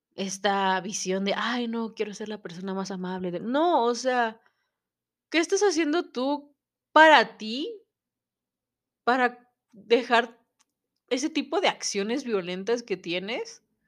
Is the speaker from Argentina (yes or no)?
no; Mexico; como mexicanos